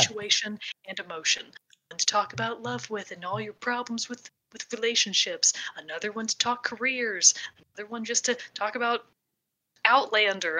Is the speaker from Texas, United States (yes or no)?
yes; Texas, United States; I am also from Texas